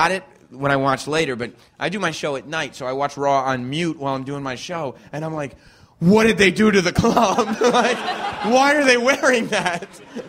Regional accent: New York City, New York, United States; all us New Yorkers

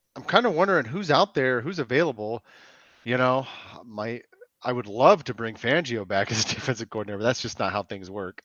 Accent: California, United States; I'm from California

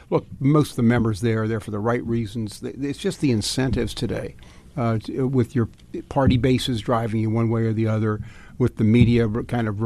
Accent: Virginia, United States; I'm from Fairfax County, where Trump got 32 percent of the vote.

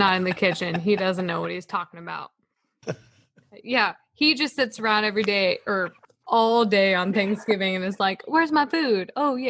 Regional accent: New Mexico, United States; I have very Hispanic blood. So we add green chili. We're from New Mexico

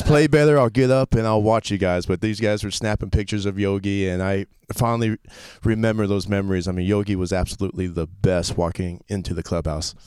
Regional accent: Florida, United States; also born or lived in Fort Riley, Kansas / Okinawa, Japan / Fort Campbell, Kentucky; I was born in Fort Riley, Kansas, and moved immediately to Okinawa until I was four years old. Um, went to Fort Campbell, Kentucky, till I was six, and then been in Florida ever since my dad retired

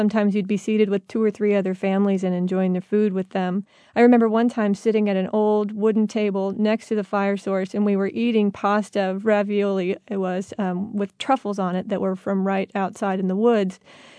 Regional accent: Midwest, United States; We're from the Midwest, and we'll eat anything pretty much.

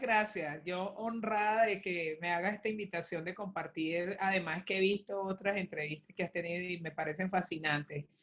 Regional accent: El Clavo, Miranda, Venezuela; moved away as an adult; also born or lived in Caracas; lo que hice fue nacer nada más porque por supuesto mi crianza en mi clavo, Barlovento está Miranda

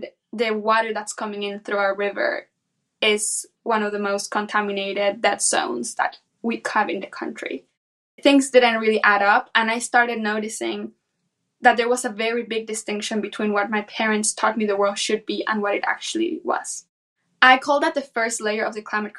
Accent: San Pedro Tultepec, State of Mexico, Mexico; I was born and raised in central Mexico in a small town called San Pedro Tultepec, which is situated about 40 minutes west from Mexico City.

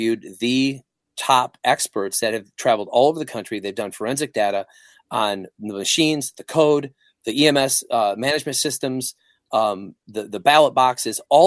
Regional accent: Flint, Michigan, United States; I grew up in the Flint, Michigan area. I was in the suburbs

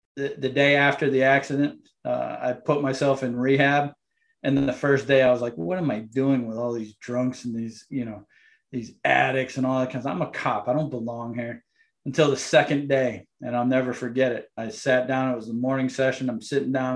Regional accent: Windsor, Connecticut, United States; also born or lived in Hartford, Connecticut; now in Savannah, United States; I am from Windsor, Connecticut. So I was born ah. in Hartford and I grew up in the town of Windsor

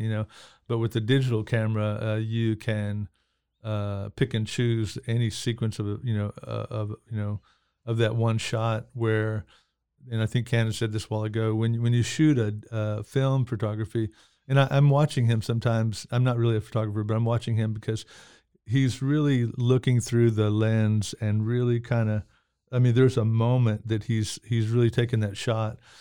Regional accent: Oklahoma, United States; also born or lived in Anadarko, Oklahoma / Midwest City, Oklahoma / Lawton, Oklahoma; I grew up, uh, in Anadarko, Midwest City, Oklahoma City, Lawton

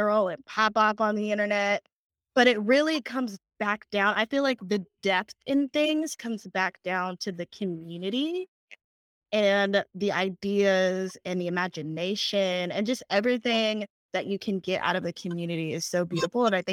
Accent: New Orleans, Louisiana, United States; also born or lived in Texas; now in Birmingham, United States; I'm originally from New Orleans, and we moved to Texas after Hurricane Katrina, so I say I'm from both places

